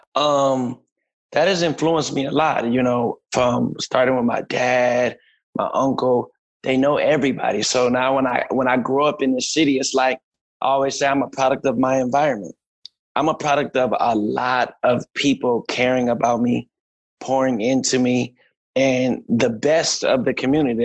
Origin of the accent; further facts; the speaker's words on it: Minneapolis, Minnesota, United States; moved away as an adult; also born or lived in Ohio; I was born and raised in Minneapolis